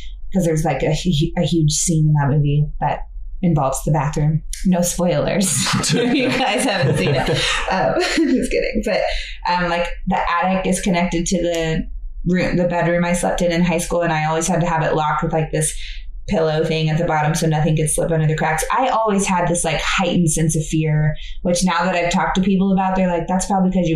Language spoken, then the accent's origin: English; Fayetteville, Georgia, United States; I'm an occupational therapist and I'm from Fayetteville, Georgia